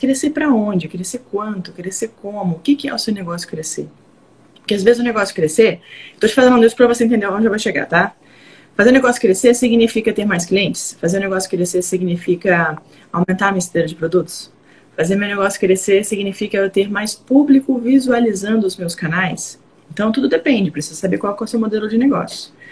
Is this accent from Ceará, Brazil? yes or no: yes; Fortaleza, Ceará, Brazil; Eu sou do Ceará, Fortaleza.